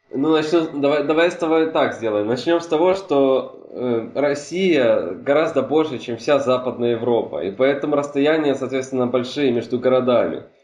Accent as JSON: {"language": "Russian", "country": "Hungary", "second_language": "Russian", "said": "Особенно учитывая тот факт, что мы с тобой говорим сейчас на русском языке, а родом я из Венгрии, да?"}